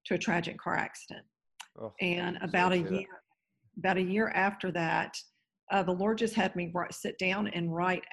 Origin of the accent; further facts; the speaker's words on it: Raleigh, North Carolina, United States; now in Naples, United States; I'm originally from Raleigh, North Carolina. I'm in Naples, Florida today